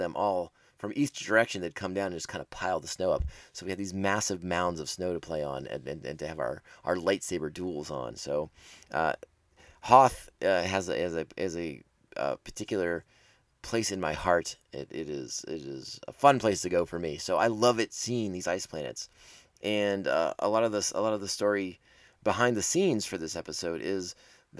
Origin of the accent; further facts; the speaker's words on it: East Coast, United States; we grew up on the East Coast, and so we had snowstorms and blizzards